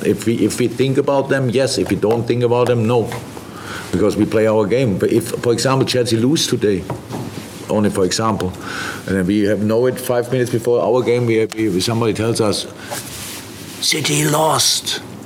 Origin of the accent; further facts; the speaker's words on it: Black Forest, Baden-Württemberg, Germany; English is a second language; moved away as an adult; also born or lived in Mainz / Dortmund; now in Liverpool, United Kingdom; I came from Black Forest